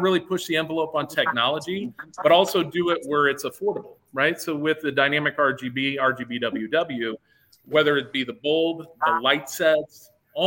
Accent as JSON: {"language": "English", "region": "Nebraska", "country": "United States", "said": "we're from Nebraska and everybody loves the Cornhuskers"}